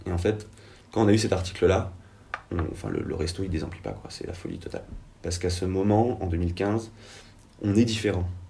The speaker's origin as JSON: {"language": "French", "area": "Penmarc'h", "region": "Brittany", "country": "France", "tie": "born or raised there", "said": "qui est Pamar, qui est là où j'ai grandi"}